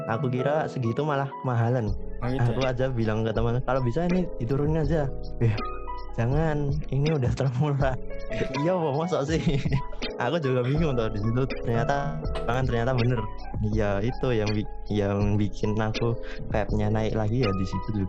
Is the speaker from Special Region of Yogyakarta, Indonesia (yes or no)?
yes; Yogyakarta, Special Region of Yogyakarta, Indonesia; di kampungku sendiri itu udah ada tiga tiga yang buka cuci sepatu bayangin aja kalau satu kampung tiga buka cuci sepatu tiap kampung-kampung di kota Jogja gitu